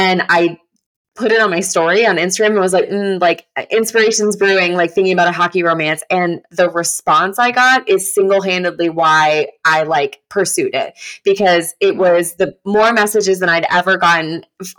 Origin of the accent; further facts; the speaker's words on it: Oklahoma, United States; now in Tampa, United States; I was born and raised in Oklahoma